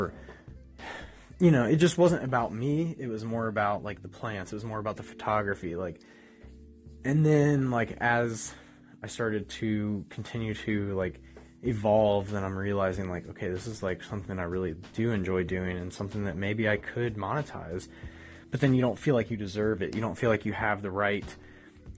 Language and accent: English; Ohio, United States; I grew up in Ohio